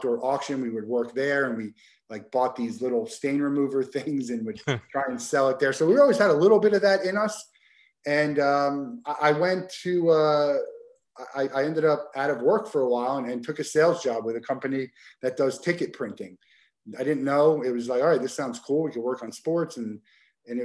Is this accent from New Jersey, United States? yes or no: yes; New Jersey, United States; I grew up in New Jersey